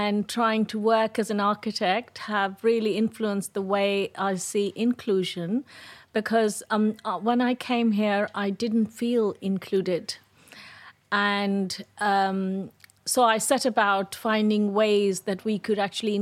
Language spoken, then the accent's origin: English; India; moved away as an adult; also born or lived in Delhi; now in United Kingdom; I was born and brought up in India